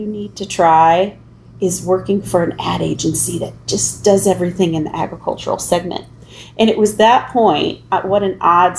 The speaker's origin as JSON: {"language": "English", "area": "Midwest", "region": "northern Illinois to southern Illinois", "country": "United States", "tie": "born or raised there", "also_born_or_lived": "St. Louis area", "said": "I have lived, honestly, really in the Midwest primarily, from northern Illinois to the St. Louis area, southern Illinois"}